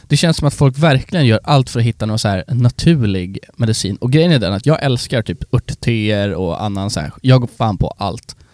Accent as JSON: {"language": "Swedish", "country": "Sweden", "said": "oss svenskar"}